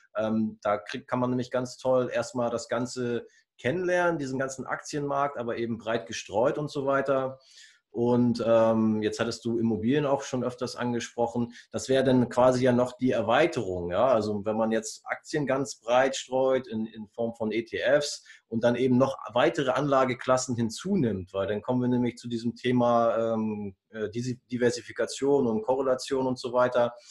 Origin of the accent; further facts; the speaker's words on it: Germany; bei uns in Deutschland